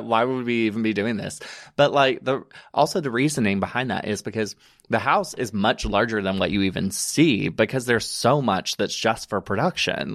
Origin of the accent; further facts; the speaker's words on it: Alabama, United States; moved away as an adult; also born or lived in Chattanooga, Tennessee; now in New York, United States; I am originally from Private, Alabama, which is a small little town. Um, grew up there, born and raised.